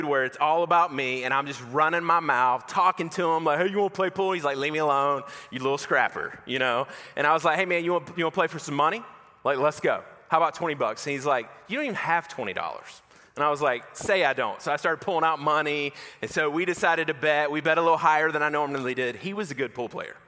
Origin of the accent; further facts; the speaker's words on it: Macon, Georgia, United States; I grew up in Macon, Georgia